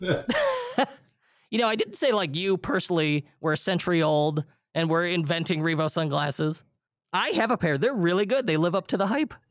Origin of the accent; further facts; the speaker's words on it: Illinois, United States; my home state of Illinois